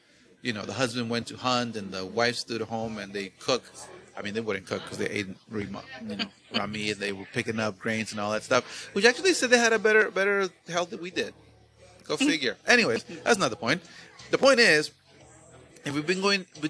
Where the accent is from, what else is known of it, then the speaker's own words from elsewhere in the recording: Veracruz, Mexico; moved away; where I grew up in Mexico, in Veracruz